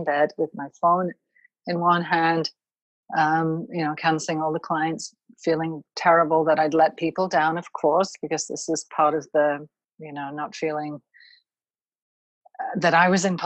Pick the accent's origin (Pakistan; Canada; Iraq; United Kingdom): United Kingdom; now in United States; I'm originally from the United Kingdom